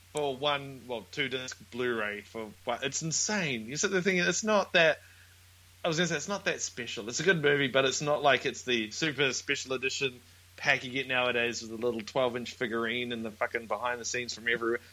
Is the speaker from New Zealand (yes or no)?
yes; New Zealand; now in Brisbane, Australia; we're from New Zealand, but we're at the moment in Brisbane, in Australia